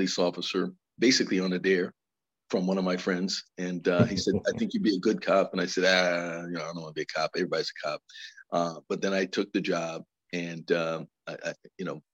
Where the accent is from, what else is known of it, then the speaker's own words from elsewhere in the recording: New Haven, Connecticut, United States; I ran that program in Bridgeport because I'm from New Haven